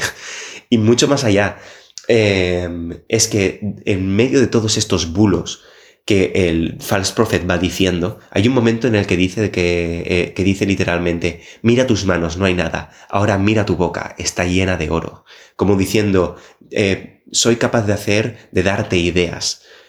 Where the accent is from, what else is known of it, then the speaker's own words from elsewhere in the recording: Barcelona, Catalonia, Spain; now in Copenhagen, Denmark; yo vengo de Barcelona